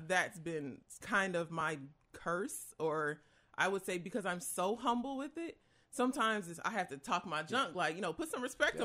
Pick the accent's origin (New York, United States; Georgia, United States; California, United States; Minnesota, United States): New York, United States; Rochester; I'm from Rochester, New York